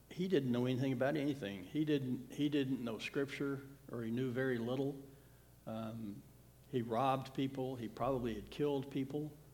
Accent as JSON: {"language": "English", "region": "the South", "country": "United States", "tie": "born or raised there", "said": "when I was growing up in the South in the 60s and 70s"}